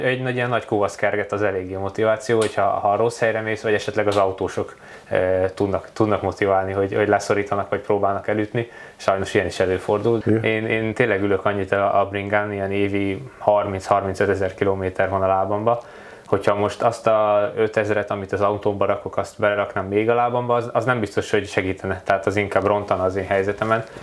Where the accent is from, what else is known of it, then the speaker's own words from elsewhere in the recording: Hungary; egy kis magyarként eljutottam a nagyvilágba